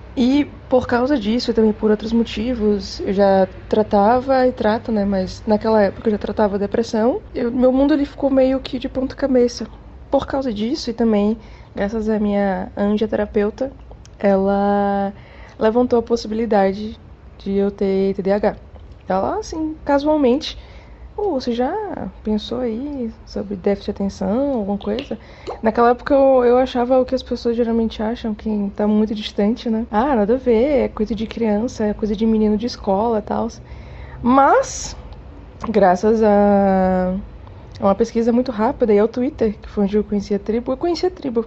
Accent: Salvador, Bahia, Brazil; now in Curitiba, Brazil; Eu sou de Salvador, Bahia. Mas eu moro hoje em dia e já tem um tempinho já que eu moro em Curitiba, no Paraná

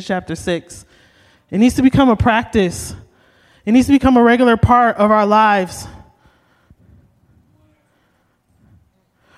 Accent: Oakland, California, United States; I'm from Oakland

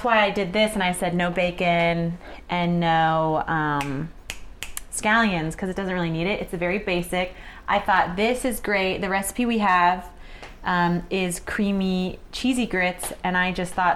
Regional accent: South Carolina, United States; I'm from South Carolina

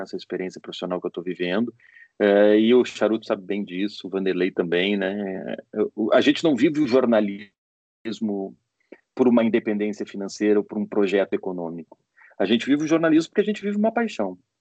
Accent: Porto Alegre, Rio Grande do Sul, Brazil; moved away as an adult; also born or lived in Recife; now in São Paulo, Brazil; Eu comecei a minha vida em Porto Alegre, eu sou de Porto Alegre.

